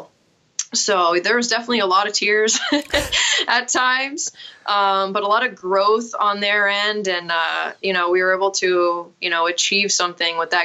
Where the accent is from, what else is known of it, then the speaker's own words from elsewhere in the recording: Vermont, United States; also born or lived in Connecticut; I am a Vermonter, so I'm back in my home state, but I grew up playing here